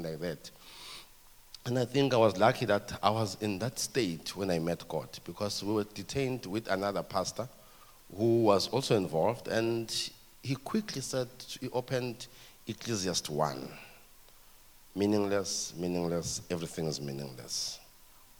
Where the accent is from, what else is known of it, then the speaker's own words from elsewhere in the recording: Ermelo, Mpumalanga, South Africa; I grew up in Ermelo. In Ermelo is in Mpumalanga, southeastern Transvaal.